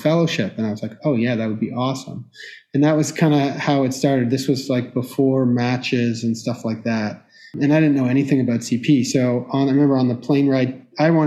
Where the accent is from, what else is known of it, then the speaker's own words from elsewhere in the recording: Toronto, Ontario, Canada; moved away as an adult; also born or lived in Victoria / London, Ontario; now in Boston, United States; Canadian born. I grew up in Toronto, did my high school there